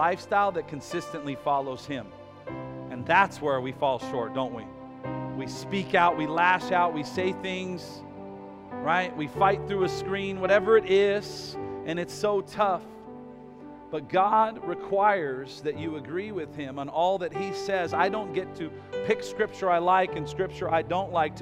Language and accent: English; United States; as American citizens